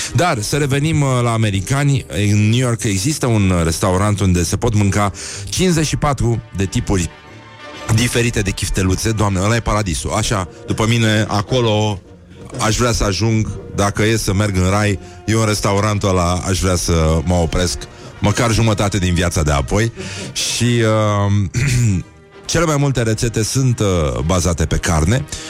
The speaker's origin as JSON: {"language": "Romanian", "town": "Brăila", "region": "Brăila County", "country": "Romania", "said": "Nu am cum să fiu moldovean, sunt din Brăila"}